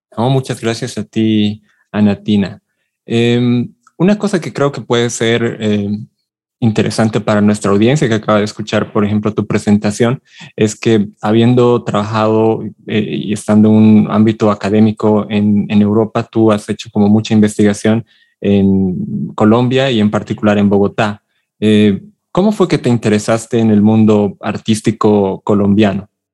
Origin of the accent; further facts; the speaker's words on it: Bolivia; yo soy de Bolivia